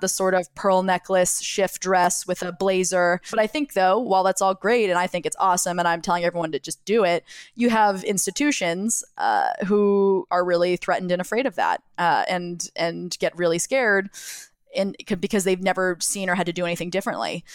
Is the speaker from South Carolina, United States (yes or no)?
no; Jacksonville, Florida, United States; now in New York City, United States; I grew up in Jacksonville, Florida, which is on, on or near the Florida Georgia border.